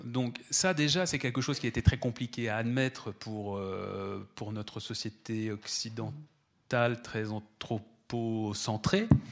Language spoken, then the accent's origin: French; France; chez nous en France